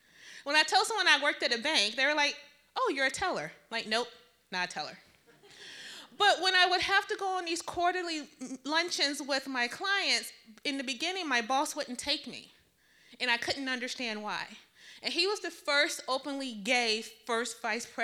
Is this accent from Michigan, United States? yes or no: yes; Detroit, Michigan, United States; I grew up in Detroit.